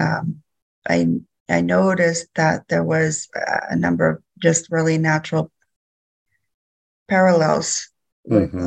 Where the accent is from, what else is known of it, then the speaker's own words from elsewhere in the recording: Louisiana, United States; also born or lived in Bay Area, California / Sacramento, California; now in California, United States; I'm originally from Louisiana. My tribe is United Home and Nation, but at this point in my life, I'm living in California.